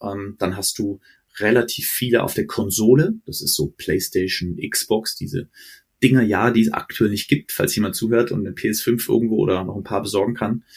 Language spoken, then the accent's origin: German; Frankfurt, Hesse, Germany; also born or lived in Stuttgart / Herzogenaurach; now in Munich, Germany; ich bin Frankfurter Jung, also in Hesse, äh, äh, war danach in Schwabe, in Stuttgart